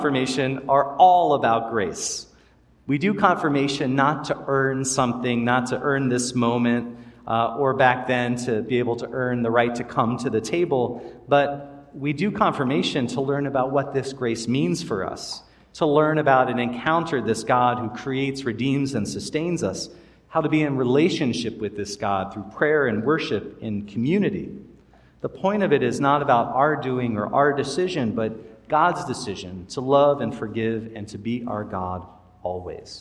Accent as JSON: {"language": "English", "region": "Maryland", "country": "United States", "tie": "born or raised there", "said": "the church I grew up in Maryland"}